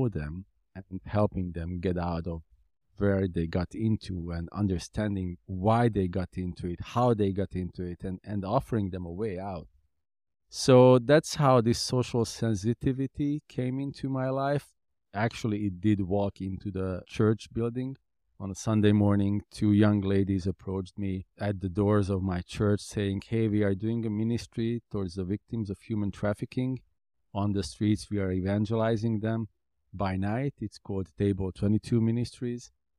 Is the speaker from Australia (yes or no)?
no; Hungary; My city that I was born was 100,000 people. The city I grew up basically in Hungary was 200,000 people.